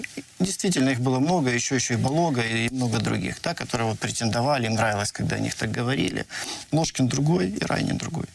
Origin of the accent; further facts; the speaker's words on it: Kharkiv Oblast, Ukraine; у нас на Харківщині кажуть